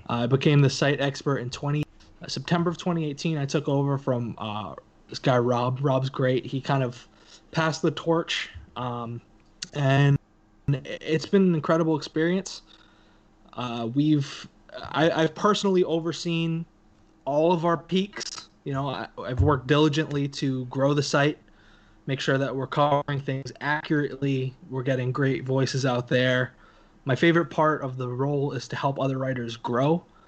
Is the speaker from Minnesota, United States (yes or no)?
no; New York City, New York, United States; moved away as an adult; also born or lived in Phoenix; now in Tri-Cities, United States; I'm from Brooklyn. You play basketball with your friends after school.